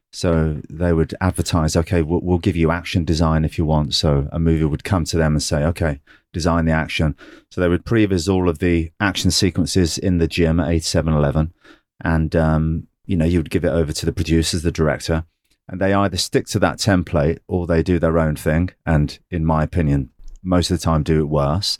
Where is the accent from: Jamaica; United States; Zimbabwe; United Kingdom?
United Kingdom; England; I'm English